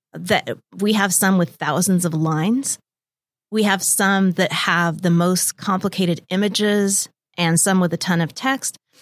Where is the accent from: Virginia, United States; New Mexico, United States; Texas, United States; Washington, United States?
Washington, United States; Lake Tapps; also born or lived in Bellevue / Bellingham; I was born in Bellevue, and I've lived here in the Seattle area my whole entire life. I'm from a small town, Lake Taps, and I went to Sumner High